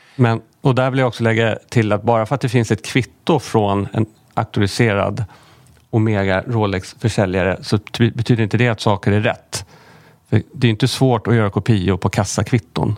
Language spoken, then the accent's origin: Swedish; Sweden